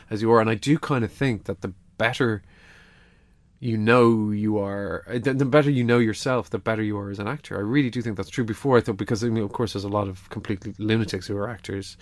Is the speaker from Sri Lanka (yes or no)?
no; Ireland; being Irish